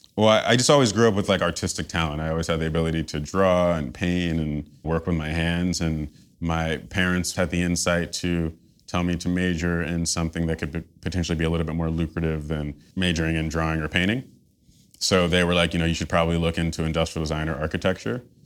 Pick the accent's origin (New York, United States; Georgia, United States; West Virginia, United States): New York, United States; New York City; moved away as an adult; now in Los Angeles, United States; growing up in Tribeca.